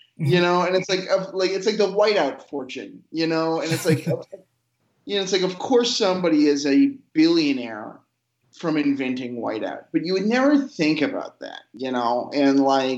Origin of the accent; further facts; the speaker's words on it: Illinois, United States; also born or lived in New York; I'm from the Illinois suburbs, and I don't like the Illinois suburbs very much.